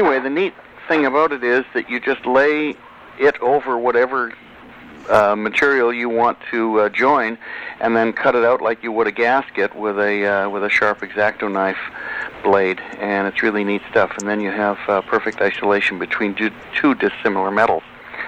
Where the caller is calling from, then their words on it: Santa Monica, California, United States; I'm calling you from Santa Monica, California.